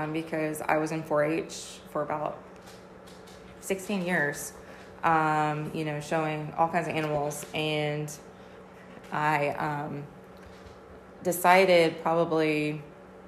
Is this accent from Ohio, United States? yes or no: yes; Cincinnati, Ohio, United States; moved away as an adult; now in Georgia, United States; I'm actually from Cincinnati, Ohio. Basically born and raised, and moved to Georgia in 2010 for my husband's job